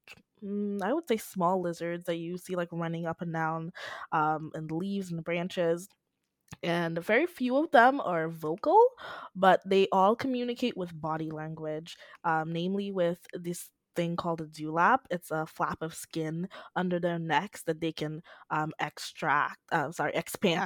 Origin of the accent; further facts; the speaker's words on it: Dominica; I'm from the Commonwealth of Dominica in the Caribbean, and the island I'm from